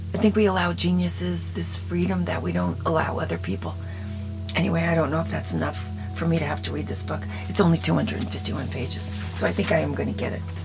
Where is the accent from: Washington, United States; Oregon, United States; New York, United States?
New York, United States; Long Island; moved away; also born or lived in Dallas; We're both from Long Island.